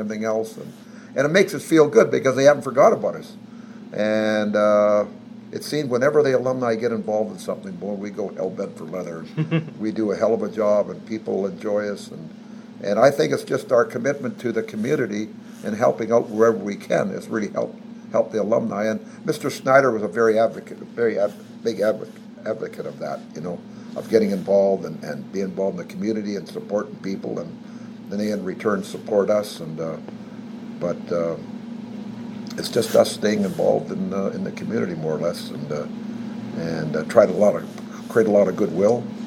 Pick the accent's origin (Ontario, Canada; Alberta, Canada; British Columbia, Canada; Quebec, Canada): British Columbia, Canada; Smithers; moved away; I'm from British Columbia and Smithers, British Columbia